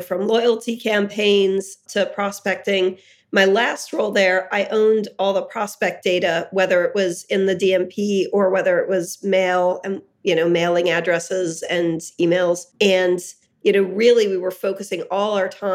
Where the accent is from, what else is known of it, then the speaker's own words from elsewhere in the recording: Hershey, Pennsylvania, United States; I grew up in Hershey, Pennsylvania